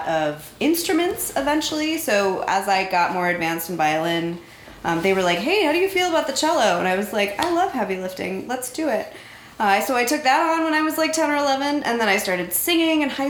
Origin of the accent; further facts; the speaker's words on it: North Central Florida, United States; in North Central Florida in the early 90s, you would find a really cute little girl